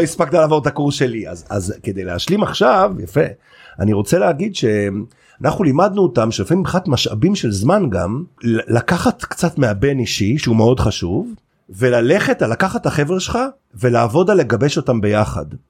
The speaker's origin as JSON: {"language": "Hebrew", "area": "Carmel", "region": "Haifa District", "country": "Israel", "tie": "born or raised there", "said": "כילד שגדל בכרמל"}